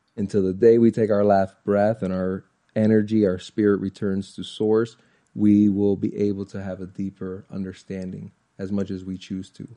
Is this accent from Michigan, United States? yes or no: no; Orlando, Florida, United States; I'm born and raised in Orlando, Florida